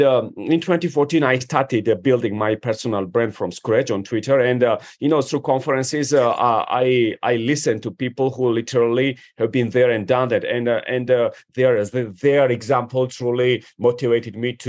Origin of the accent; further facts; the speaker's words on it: Georgia; moved away as an adult; also born or lived in Washington, D.C. area, United States / Manassas, Virginia, United States / New York City, United States; I come from Georgia, you know, which is a one of the oldest wine producing countries. And I moved to the United States when I was 18